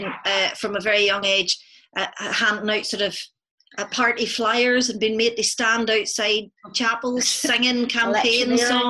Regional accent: Northern Ireland, United Kingdom; I think the counterpoint to our sort of rural childhood was that we grew up in Northern Ireland in the middle of the Troubles.

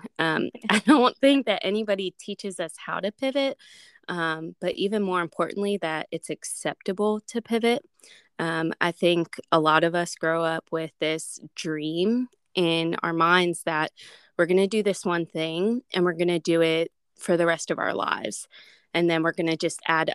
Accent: Pennsylvania, United States; moved away as an adult; now in Alabama, United States; my husband and I, we live in Alabama, and we are originally from Pennsylvania. So we moved here about 5-6 years ago now

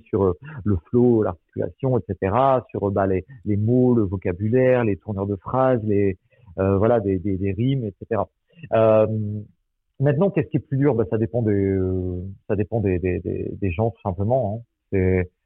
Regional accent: Angoulême, Nouvelle-Aquitaine, France; moved away; je suis d'Angoulême à la base

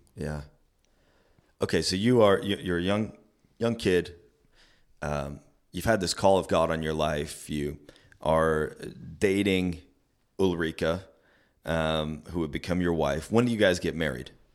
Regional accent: Canada; when I grew up here in Canada

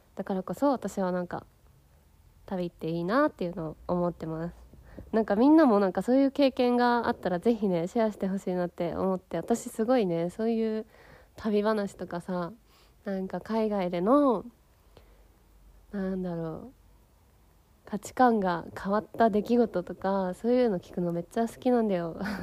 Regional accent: Yokohama, Kanagawa, Japan; 私はさ横浜出身だからさすごいまあ都会で育ってきたわけなんだけどさ

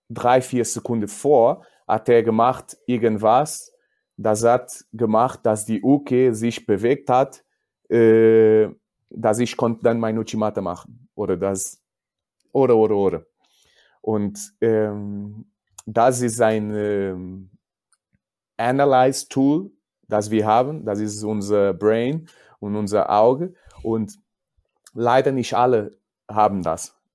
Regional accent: Portugal; German is a second language; aber ich bin Portugiese und ich habe keine Angst, über mich zu sprechen.

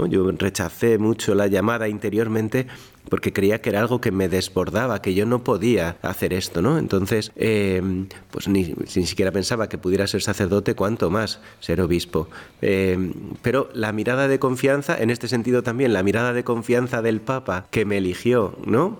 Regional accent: Madrid, Community of Madrid, Spain; yo soy de Madrid, mi familia está en Madrid

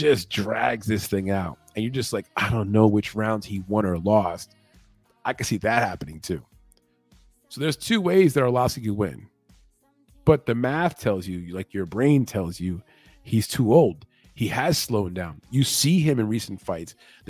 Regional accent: Puerto Rico; I'm from Puerto Rico

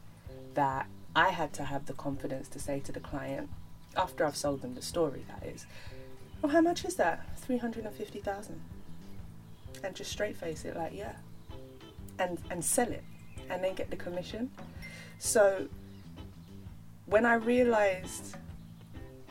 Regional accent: London, United Kingdom; growing up in London, you know, it weren't cute to be Nigerian

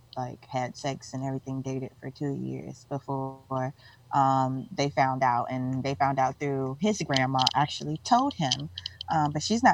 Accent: Mississippi, United States; I'm from Mississippi, but it ain't that normal down there.

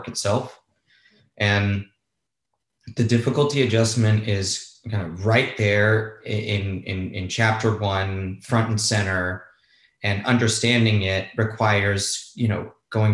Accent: Los Angeles, California, United States; also born or lived in Spain; I grew up in Los Angeles. I was born and raised here

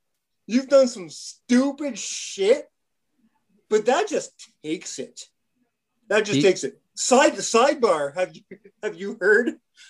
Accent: Montreal, Quebec, Canada; moved away; as a Canadian, and let's go one step farther, as a former resident and a native born of Montreal, Quebec, Canada

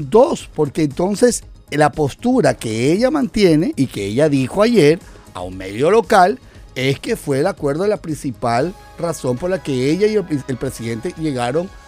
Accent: Ecuador

